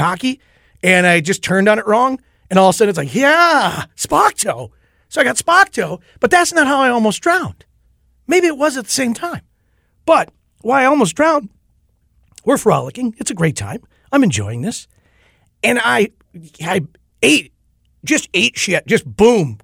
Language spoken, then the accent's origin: English; Owatonna, Minnesota, United States; growing up in Owatonna